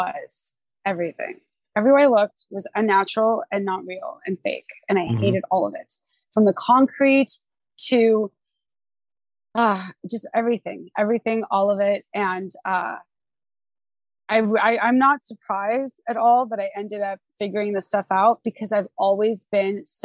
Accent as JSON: {"language": "English", "town": "Los Angeles", "region": "California", "country": "United States", "tie": "born or raised there", "also_born_or_lived": "Huntington Beach area, California", "said": "I grew up in the San Fernando Valley."}